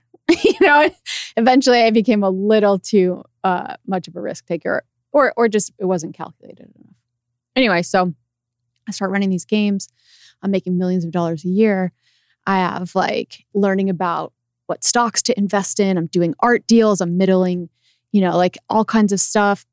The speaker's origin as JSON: {"language": "English", "town": "Loveland", "region": "Colorado", "country": "United States", "also_born_or_lived": "Los Angeles", "moved": "as an adult", "said": "I was from Loveland, Colorado"}